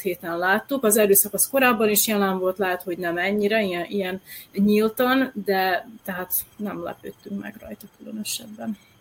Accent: Novi Sad, Vojvodina, Serbia; én nem csak sodrosi vagyok, hanem újvidéki vagyok

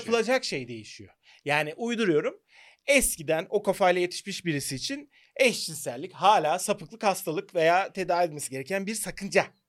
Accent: Turkey

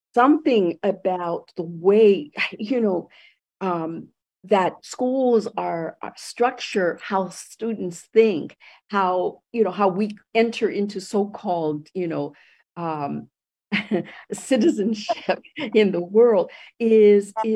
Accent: Los Angeles, California, United States; also born or lived in Puerto Rico; I ended up growing up in East Los Angeles.

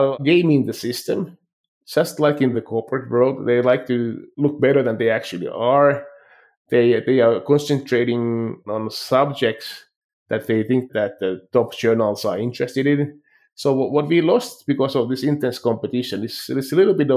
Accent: Finland; moved away as an adult; also born or lived in France / Stockholm, Sweden / Boston, United States / Philadelphia, United States; now in Calgary, Canada; when I was growing up in Finland

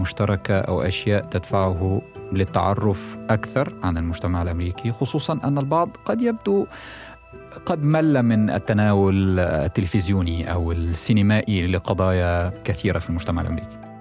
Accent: Egypt; now in United States; وأنا مصري وانتقلنا للحياة والعمل هنا

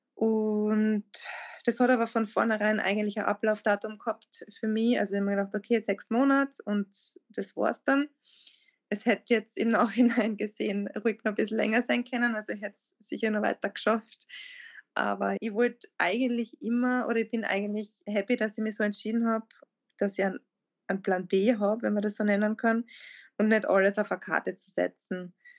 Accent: Lieboch, Styria, Austria; also born or lived in Graz; meinem Heimatort in Liebach, wo ich aufgewachsen bin

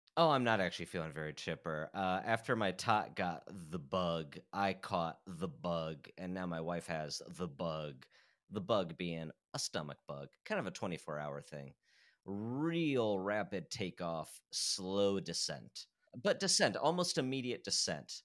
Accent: Fort Wayne, Indiana, United States; I grew up in Fort Wayne, Indiana

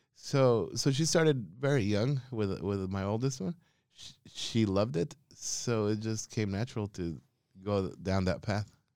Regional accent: Quetzaltenango, Guatemala; moved away as an adult; also born or lived in Spain; now in Australia; hometown is called Quetzaltenango, but the other indigenous name for it is Chela Who

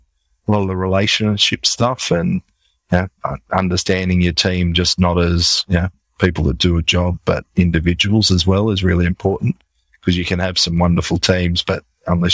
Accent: Sydney, New South Wales, Australia; moved away as an adult; also born or lived in Canberra; now in Sydney, Australia; I was moving from Canberra back to Sydney, where I grew up

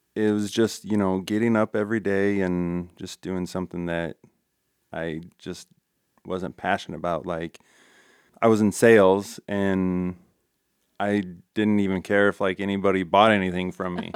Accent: Ralston, Nebraska, United States; also born or lived in Colombia; I grew up here in Ralston

